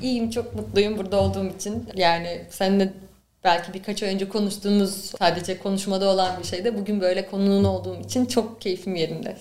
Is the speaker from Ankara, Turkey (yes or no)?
yes; Ankara, Turkey; moved away as an adult; also born or lived in Istanbul; ben Ankara'lıyım aslında. E, Ankara'da okurken e, derdim ki ben yani Ankara'dan gitmeyeceğim.